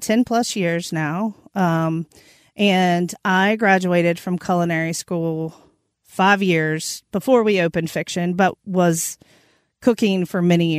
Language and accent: English; North Carolina, United States; So I'm from Eastern North Carolina.